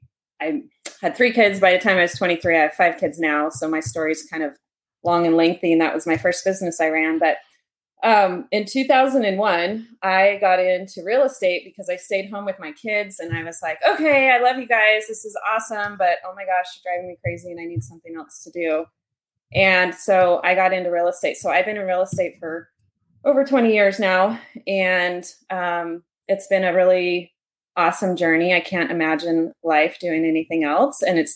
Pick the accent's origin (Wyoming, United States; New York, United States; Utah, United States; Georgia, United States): Utah, United States; Park City; So I was born in Utah and so originally in Utah, we've lived there for a little while.